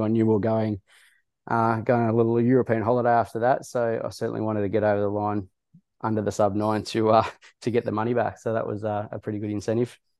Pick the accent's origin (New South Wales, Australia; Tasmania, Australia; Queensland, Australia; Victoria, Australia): New South Wales, Australia; Wagga Wagga; I grew up in Wagga Wagga